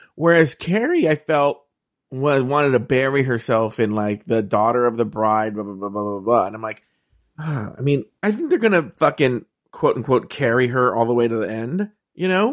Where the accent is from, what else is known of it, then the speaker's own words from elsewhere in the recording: California, United States; I'm from California